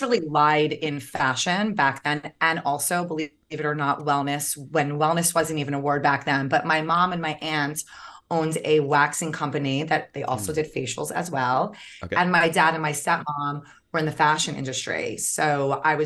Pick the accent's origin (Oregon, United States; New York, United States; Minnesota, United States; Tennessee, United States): New York, United States; also born or lived in Long Island / Manhattan / Garrison; I am a tried and true New Yorker. Grew up in New York